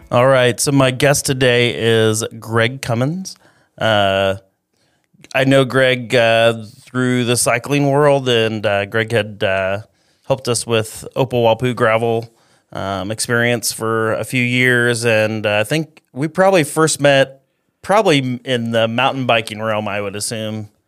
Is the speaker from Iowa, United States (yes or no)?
yes; Eldon, Iowa, United States; I grew up in Eldon, Iowa, so it's right by, right, kinda right between Fairfield and Ottumwa